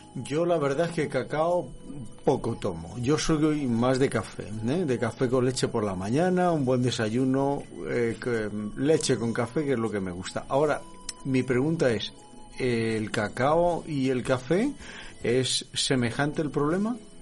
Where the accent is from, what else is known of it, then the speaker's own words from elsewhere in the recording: Córdoba, Andalusia, Spain; accent: Andalusian; yo soy de Córdoba, ciudad bravía